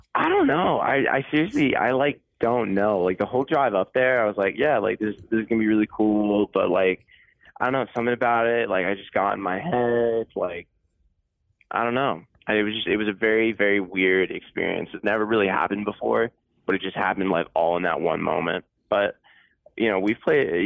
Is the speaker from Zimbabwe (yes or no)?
no; Connecticut, United States; I'm from Connecticut